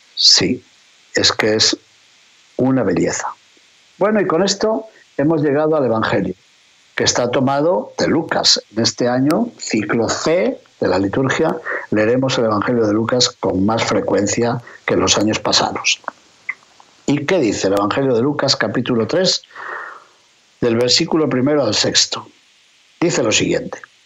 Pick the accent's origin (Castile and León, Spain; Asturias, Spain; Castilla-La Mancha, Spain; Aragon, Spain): Castile and León, Spain; León; hablándoles precisamente desde mi ciudad natal, desde León, España